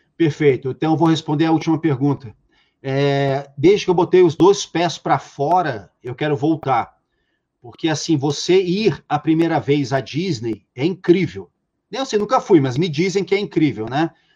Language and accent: Portuguese; Rio de Janeiro, Brazil; de onde eu venho, do subúrbio carioca